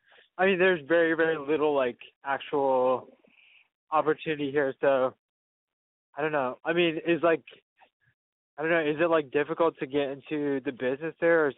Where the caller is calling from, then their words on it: Portland, Oregon, United States; I'm from Portland. I'm 27 years old.